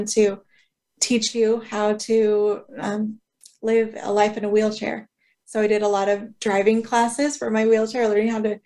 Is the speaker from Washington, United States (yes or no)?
yes; north of Seattle, Washington, United States; also born or lived in southeastern Idaho; I grew up in the Washington, just north of Seattle, outside of Seattle